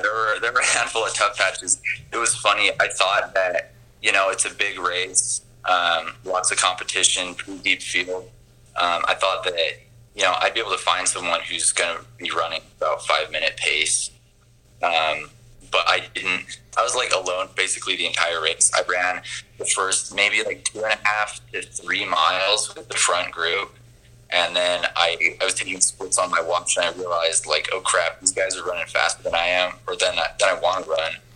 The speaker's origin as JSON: {"language": "English", "town": "American Fork", "region": "Utah", "country": "United States", "tie": "born or raised there", "said": "I'm originally from Utah. So I grew up in American Fork"}